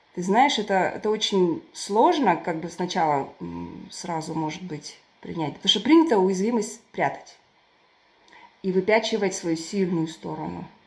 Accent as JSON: {"language": "Russian", "town": "Turkestan", "region": "Turkistan Region", "country": "Kazakhstan", "tie": "born or raised there", "moved": "yes", "lives_now": "United Kingdom", "said": "Я родилась в Туркестане, супер традиционной семье, консервативной, патриархальной"}